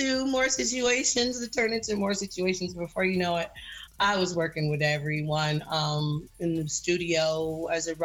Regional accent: Los Angeles, California, United States; I am from Los Angeles, the West Coast, born and raised and bred.

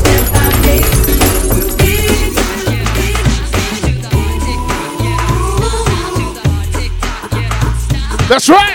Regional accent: Montreal, Quebec, Canada; I'm from Montreal. Je viens de Montréal

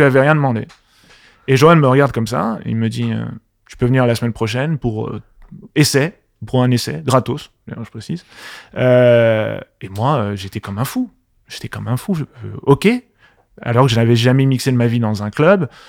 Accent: Paris, Île-de-France, France; also born or lived in Marseille; À la base, je suis parisien. Je suis du Paris Paris 15e.

